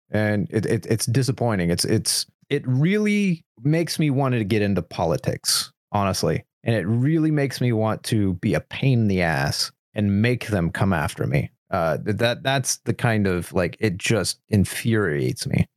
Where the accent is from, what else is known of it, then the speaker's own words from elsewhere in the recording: United States; as an American